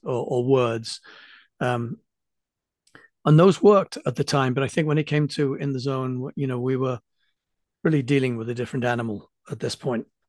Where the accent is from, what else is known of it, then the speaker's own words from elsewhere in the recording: England, United Kingdom; being English